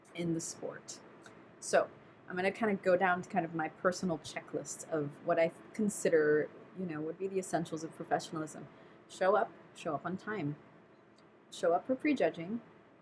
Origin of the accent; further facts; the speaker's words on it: New York, United States; now in Southern California, United States; I'm a New Yorker